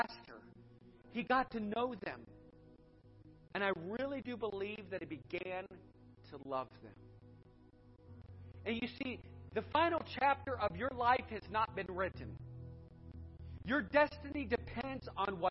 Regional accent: Edinburg, Ohio, United States; also born or lived in Cuyahoga Falls, Ohio; I grew up in Edinburgh. We went to Boardman Niles area. We never went past Chapel Hill Mall

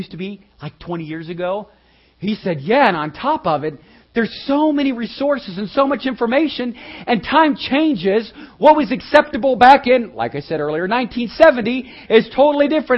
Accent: United States; We're Americans.

